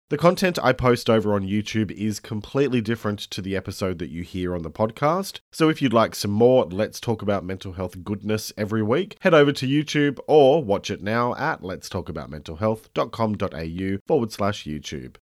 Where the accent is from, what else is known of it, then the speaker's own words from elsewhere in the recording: Australia; I'm an Australian writer and speaker